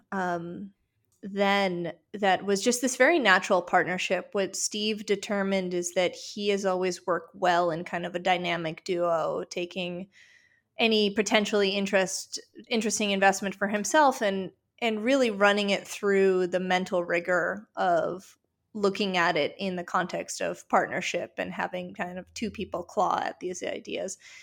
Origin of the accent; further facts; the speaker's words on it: Western Ukraine, Ukraine; moved away; I'm originally from Western Ukraine